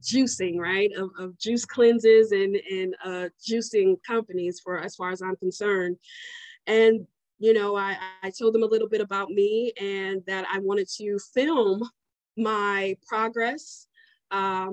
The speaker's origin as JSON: {"language": "English", "town": "Omaha", "region": "Nebraska", "country": "United States", "said": "I'm from Omaha, Nebraska."}